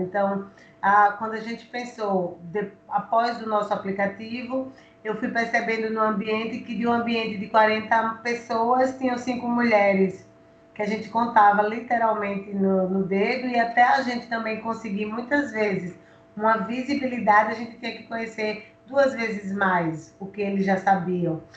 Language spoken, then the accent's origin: Portuguese; Alagoas, Brazil; como mulher, como alagoana